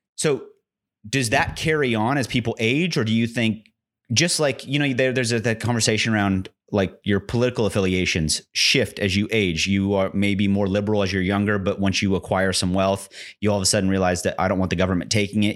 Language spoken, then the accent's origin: English; United States; I'm an American